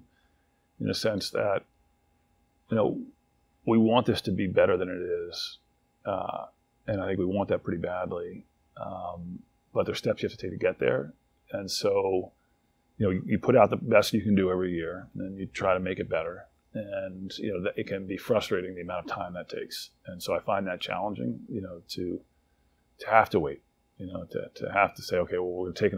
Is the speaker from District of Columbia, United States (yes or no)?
yes; Washington, District of Columbia, United States; also born or lived in College Park, Maryland; I grew up in Washington, D.C., and in College Park, Maryland.